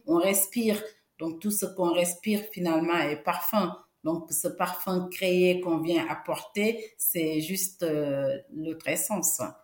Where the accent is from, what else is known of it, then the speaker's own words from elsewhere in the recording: Senegal; now in France; je suis née en Afrique, je suis sénégalaise, d'origine du Sénégal. Et au Sénégal, il y a un parfum que mettait mon grand-père